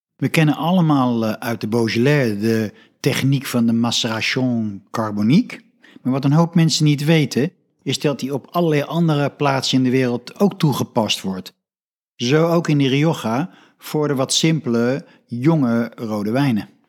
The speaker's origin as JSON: {"language": "Dutch", "country": "Netherlands", "said": "als Nederlander"}